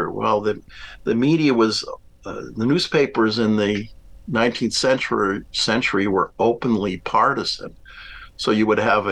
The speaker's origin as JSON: {"language": "English", "town": "Westborough", "region": "Massachusetts", "country": "United States", "tie": "born or raised there", "also_born_or_lived": "Washington", "said": "I grew up in Westboro, Massachusetts, outside of Worcester"}